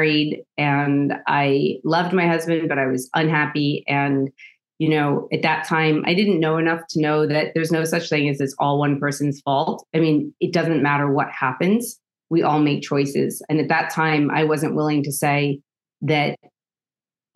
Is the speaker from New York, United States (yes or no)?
yes; New York City, New York, United States; now in Germany; I grew up in Staten Island, New York